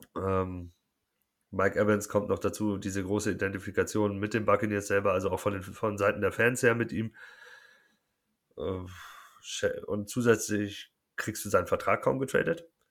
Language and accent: German; Munich, Bavaria, Germany; Ich komme aus München